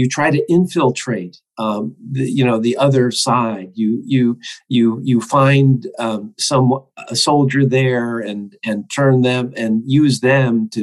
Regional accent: United States; for me as an American

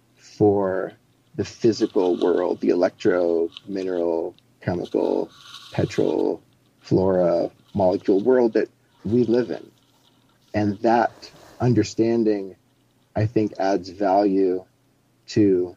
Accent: Colorado, United States; As I was growing up in Colorado, his studio house was like three blocks up the hill from my Catholic school

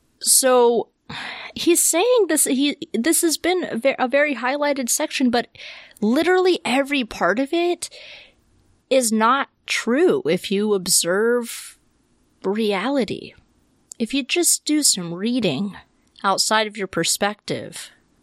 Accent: the South, United States; I saw this so much growing up in the South.

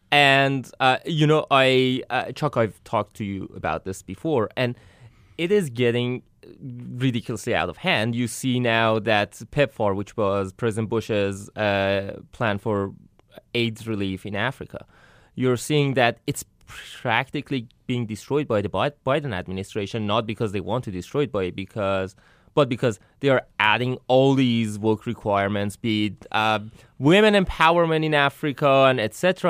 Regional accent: Iran; now in United States; I'm from Iran, so I come from the Middle East

